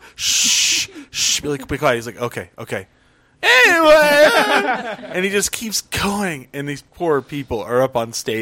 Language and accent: English; Albuquerque, New Mexico, United States; I was from Albuquerque